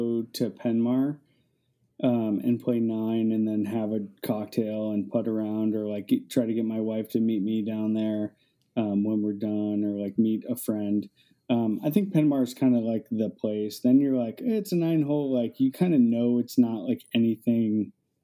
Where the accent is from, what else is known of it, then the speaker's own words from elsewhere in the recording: Cleveland, Ohio, United States; I grew up next to a golf course and I grew up in Cleveland, Ohio on the east side in a suburb